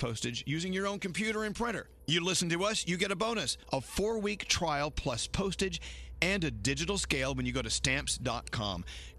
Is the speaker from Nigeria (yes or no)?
no; Texas, United States; I'm from Texas.